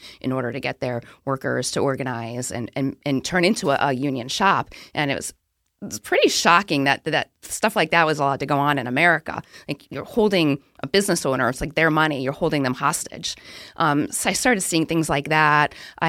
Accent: Southington, Connecticut, United States; now in Boston, United States; Yeah, I grew up in Southington, Connecticut, graduated high school, started my career in Connecticut.

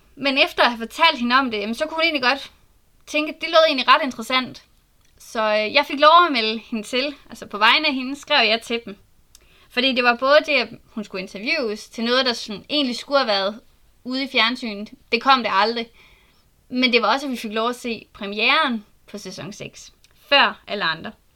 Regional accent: Southern Jutland, Southern Denmark, Denmark; Jeg er født og opvokset i Sønderjylland

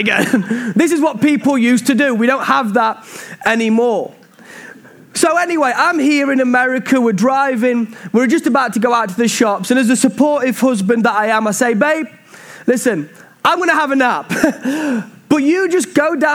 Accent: Mansfield, East Midlands, United Kingdom; We love this town called Mansfield, and really this is my hometown. I grew up in a church called Bosworth Street

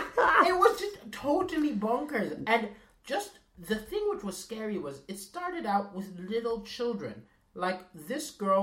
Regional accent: Malawi; This is my home country.

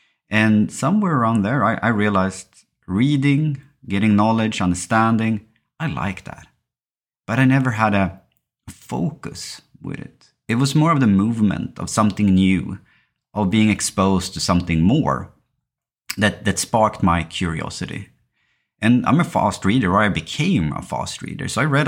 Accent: Sweden; English is a second language; I think growing up in Sweden and parts of the Western world, and living in a society where education is state-financed, where healthcare is state-financed as well, you are thought very early that you can choose and do whatever you want.

